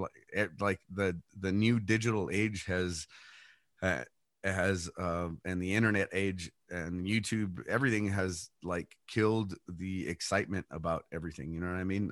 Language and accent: English; El Paso, Texas, United States; I was born and raised here in El Paso